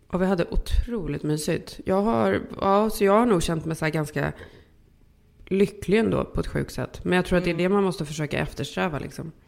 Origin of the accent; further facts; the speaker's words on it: Sweden; now in California, United States; vi är ju svenskar